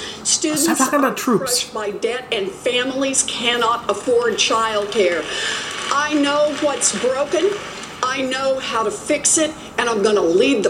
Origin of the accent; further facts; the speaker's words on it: Oklahoma, United States; moved away; also born or lived in Houston, Texas; So I was born and raised in Oklahoma, but I'm sure glad to be in Texas tonight.